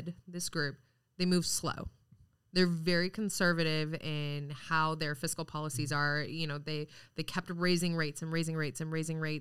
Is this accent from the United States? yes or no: yes; California, United States; moved away as an adult; also born or lived in Wisconsin; now in Richmond, United States; I was actually born in Wisconsin, but moved to California. I was less than one. So I say I'm from California